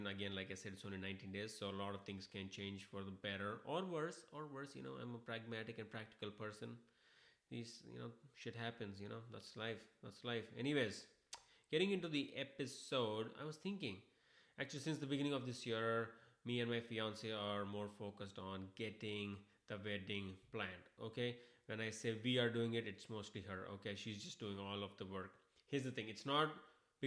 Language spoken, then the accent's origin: English; Hyderabad, Telangana, India; moved away; I am an Indian guy. I am from Hyderabad